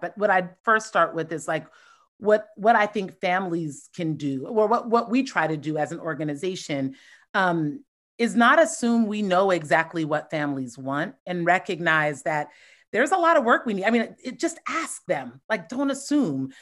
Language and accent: English; Columbus, Ohio, United States; moved away; born and raised in Columbus, Ohio